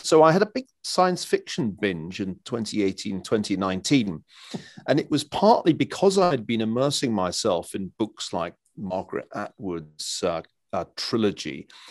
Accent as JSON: {"language": "English", "region": "Scotland", "country": "United Kingdom", "said": "being a Scotsman"}